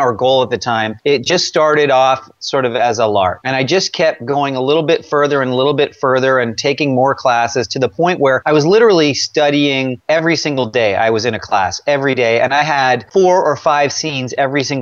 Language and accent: English; Toronto, Ontario, Canada; moved away as an adult; now in United States; I was born in Toronto and grew up most of my life there, you know, till my early 20s